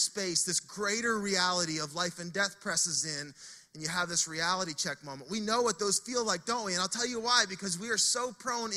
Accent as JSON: {"language": "English", "town": "Fredericton", "region": "New Brunswick", "country": "Canada", "moved": "as an adult", "lives_now": "Saint John, Canada"}